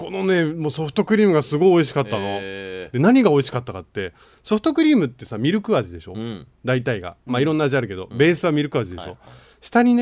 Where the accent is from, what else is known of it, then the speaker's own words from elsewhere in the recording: Gotemba, Shizuoka, Japan; 僕が生まれ育った御殿場のお家です。